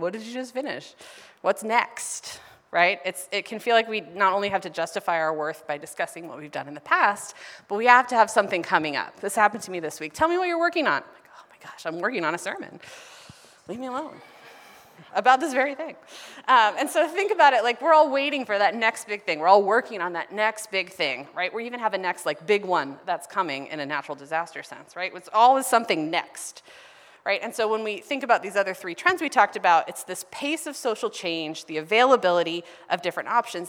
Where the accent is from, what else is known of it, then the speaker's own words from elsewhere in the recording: Ohio, United States; moved away as an adult; now in Los Angeles, United States; the city that I grew up in in Ohio